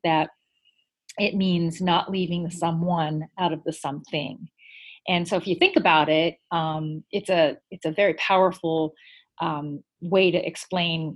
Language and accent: English; Klamath Falls, Oregon, United States; moved away as an adult; now in Buckeye, United States; I am from Oregon. I grew up in a small town. The name of the town is Klamath Falls, and I've been out in Buckeye, Arizona now going on almost 10 years